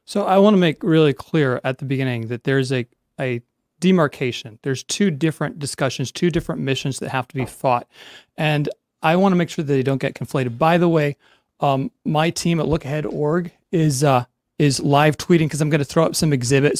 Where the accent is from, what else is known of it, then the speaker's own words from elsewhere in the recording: Virginia, United States; my home state of Virginia